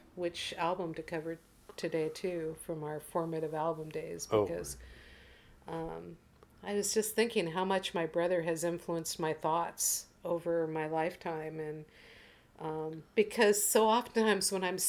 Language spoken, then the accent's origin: English; Portland, United States; moved away; Portland, which is my birth town and hometown in my mind.